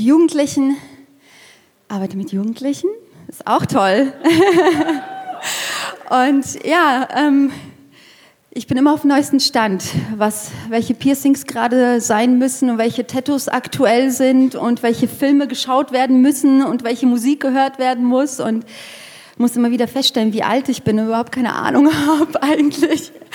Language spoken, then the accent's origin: German; near Frankfurt, Hesse, Germany; moved away as an adult; also born or lived in Erlangen / Fürth; now in Nuremberg, Germany; Ich komme eigentlich aus Hessen, aus der Nähe von Frankfurt